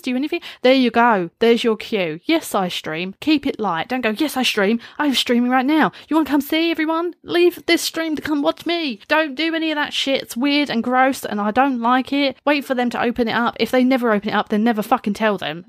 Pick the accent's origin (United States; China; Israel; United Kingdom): United Kingdom; I, as a British person